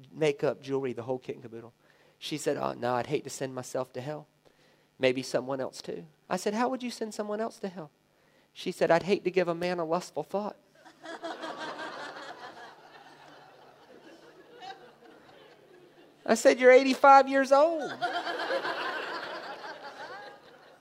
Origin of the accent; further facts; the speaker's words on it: the South, United States; I grew up in the South in America.